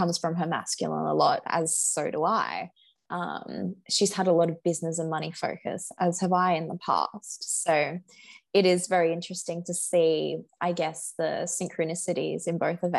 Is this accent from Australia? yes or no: yes; Australia; another Australian